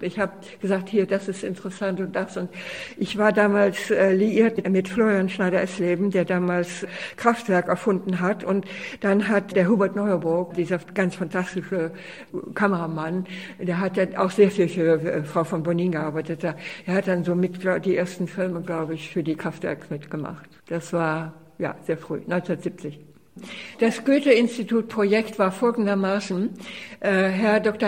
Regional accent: Czechia; also born or lived in Austria; now in Düsseldorf, Germany; ich komme aus der Tschechoslowakei.

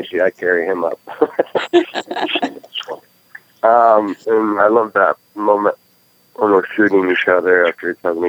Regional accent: United States; also born or lived in Oregon; I'm an American.

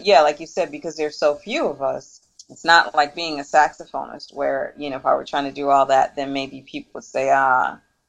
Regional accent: Detroit, Michigan, United States; moved away; also born or lived in New York; growing up in Detroit, there were so many cultures that migrated to Detroit

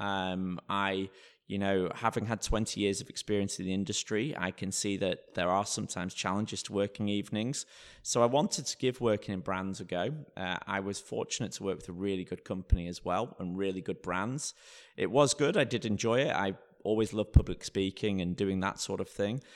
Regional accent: Blackpool, North West England, United Kingdom; also born or lived in London; now in Bromley, United Kingdom; I grew up in a place called Blackpool

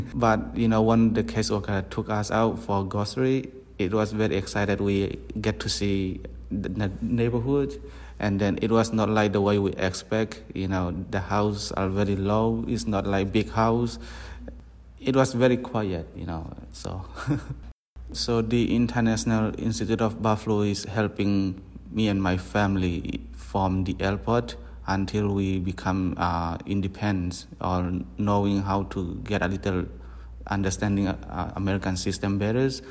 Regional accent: Tonzang, Chin State, Myanmar; also born or lived in Malaysia; now in United States; I am from Tonzang, Burma

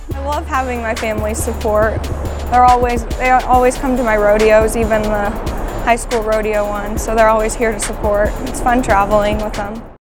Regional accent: Sidney, Nebraska, United States; I'm from Sidney, Nebraska, and I compete in barrel racing

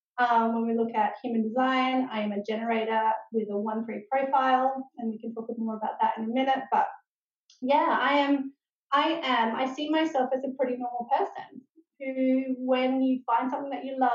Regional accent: Adelaide, South Australia, Australia; also born or lived in Melbourne / Northern Territory / New South Wales; now in Sunshine Coast, Australia; We moved to the Sunshine Coast 3 years ago, but we're originally from Adelaide.

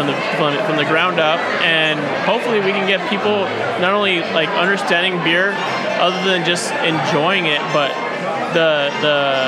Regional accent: New Mexico, United States; moved away; Back in my hometown, New Mexico, we did ranch

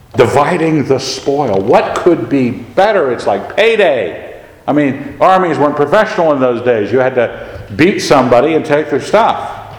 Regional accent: United States; I grew up in America

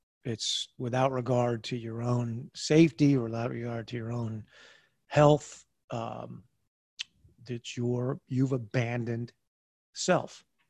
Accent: United States; I used to wake up in the morning and have this moment of feeling that I was so blessed to be an American, to wake up as an American.

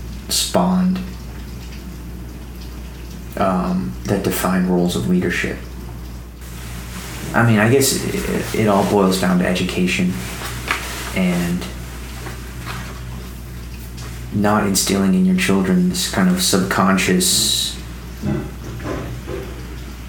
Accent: Southern California, United States; I grew up in SoCal, but in a pretty conservative city

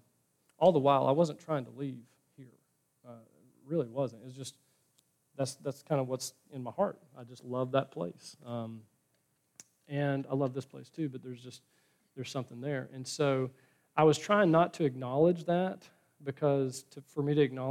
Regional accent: Elizabethton, Tennessee, United States; moved away as an adult; also born or lived in Chattanooga, Tennessee / Orlando, Florida; I'd lived in Elizabethton, Tennessee, my hometown

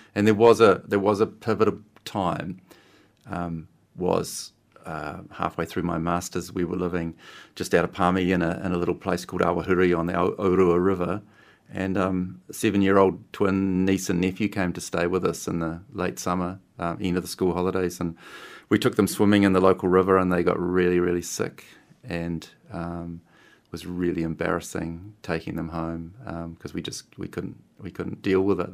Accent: Christchurch, Canterbury, New Zealand; I grew up in Christchurch

